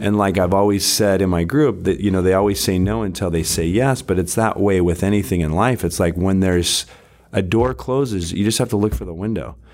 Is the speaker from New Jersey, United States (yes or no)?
no; Salt Lake City, Utah, United States; moved away as an adult; also born or lived in California; now in Orange County, United States; I grew up in Salt Lake City, Utah.